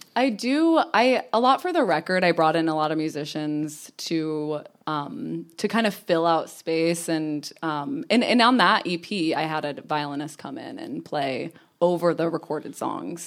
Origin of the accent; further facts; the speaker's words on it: New York, United States; moved away as an adult; also born or lived in Connecticut; now in Los Angeles, United States; I was born in Connecticut, lived in New York for a long time, and I like to consider myself a New Yorker.